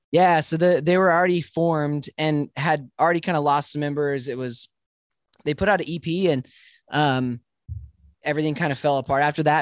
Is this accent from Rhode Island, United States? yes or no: no; Spokane, Washington, United States; moved away as an adult; also born or lived in Dallas, Texas; I was born in Spokane, Washington.